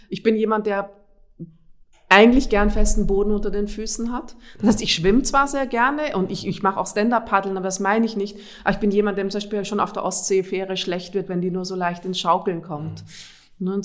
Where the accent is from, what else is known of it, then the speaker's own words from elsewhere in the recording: Austria; Ich komme ursprünglich aus Österreich.